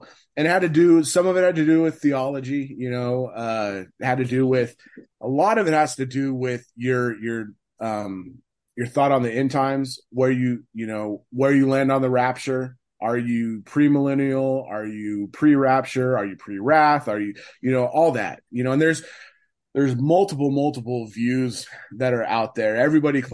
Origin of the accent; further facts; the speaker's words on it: West Coast of the United States, United States; I grew up on the West Coast of the United States.